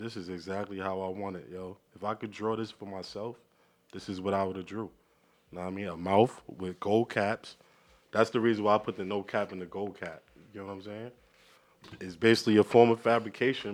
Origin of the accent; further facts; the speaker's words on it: New York City, New York, United States; I'm from Brooklyn.